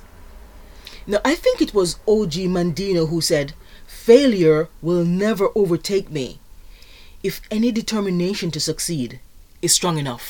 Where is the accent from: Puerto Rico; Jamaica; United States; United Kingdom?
Jamaica; moved away; I am originally from Jamaica